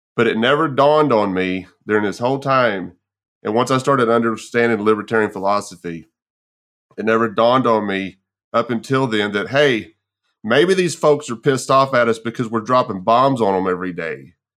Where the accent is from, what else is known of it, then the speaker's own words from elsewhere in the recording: Texas, United States; moved away; I'm originally from Texas myself